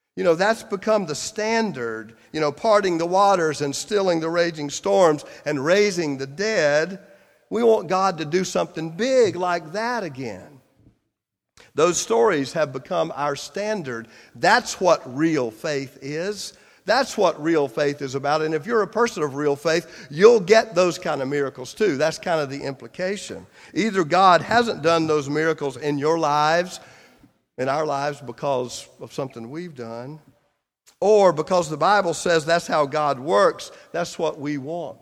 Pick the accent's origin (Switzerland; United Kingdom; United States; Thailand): United States; Clinton, South Carolina; moved away as an adult; my hometown newspaper, Clinton, South Carolina.